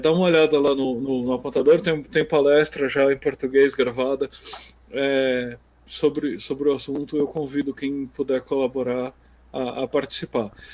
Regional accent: Brazil; A gente é brasileiro

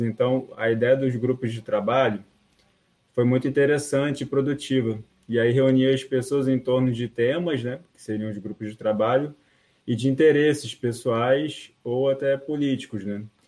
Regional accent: Rio de Janeiro, Brazil; eu sou do Rio de Janeiro

